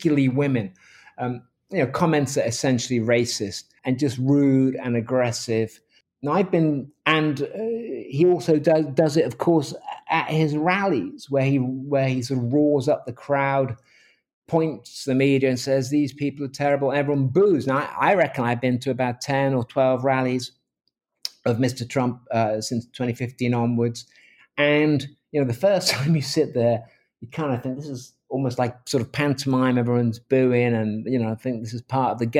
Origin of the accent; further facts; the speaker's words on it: England, United Kingdom; moved away as an adult; now in Seattle, United States; I'm a journalist from England. I'm from The Independent